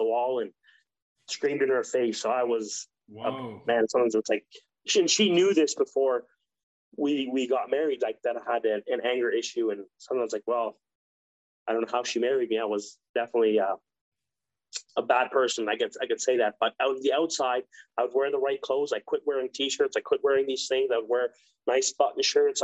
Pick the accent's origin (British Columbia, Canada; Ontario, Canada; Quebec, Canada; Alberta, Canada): Ontario, Canada; moved away; also born or lived in Mexico; I grew up with him in Ontario